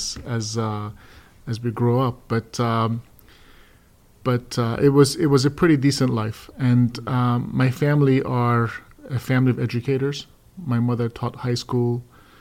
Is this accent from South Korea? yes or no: no; Iran; now in United States; I was born in Iran.